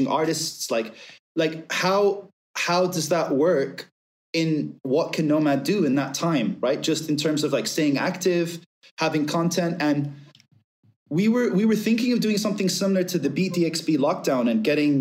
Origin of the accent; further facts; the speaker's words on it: Abu Dhabi, United Arab Emirates; moved away as an adult; being Syrian British, but being essentially raised from I was 2 months old up until 21 in Abu Dhabi